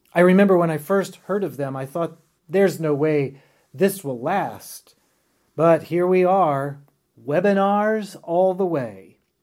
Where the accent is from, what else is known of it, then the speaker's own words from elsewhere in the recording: Winston-Salem, North Carolina, United States; now in Richmond, United States; my hometown of Winston-Salem, North Carolina